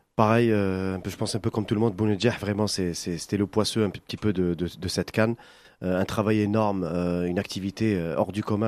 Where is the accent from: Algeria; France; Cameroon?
Algeria; on a grandi ensemble euh, en Algérie